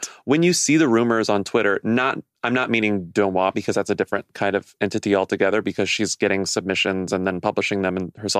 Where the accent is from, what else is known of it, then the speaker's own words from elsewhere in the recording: Texas, United States; now in New York, United States; I'm from Texas.